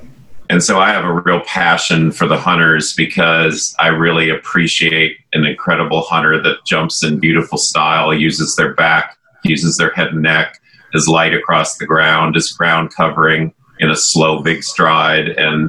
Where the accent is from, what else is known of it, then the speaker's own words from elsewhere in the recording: Barrington, Illinois, United States; I grew up in Barrington, Illinois, and everyone in the neighborhood all had horses and ponies.